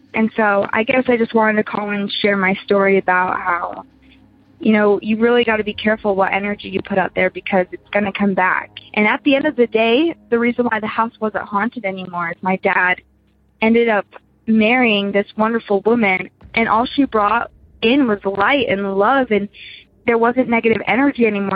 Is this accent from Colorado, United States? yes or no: no; Utah, United States; growing up in Utah you'd think we'd be religious